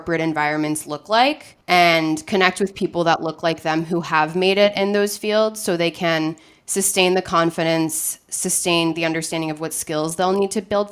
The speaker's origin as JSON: {"language": "English", "region": "New York", "country": "United States", "also_born_or_lived": "California", "moved": "as an adult", "said": "I'm originally from New York, but I moved to California to go to university"}